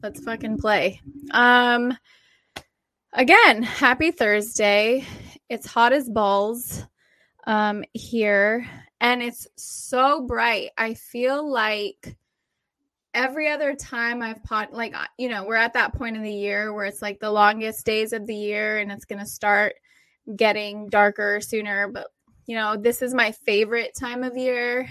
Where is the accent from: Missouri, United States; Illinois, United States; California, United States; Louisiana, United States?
California, United States; San Diego County, Southern; also born or lived in Oregon; I'm from Southern California. I was born and raised in San Diego County.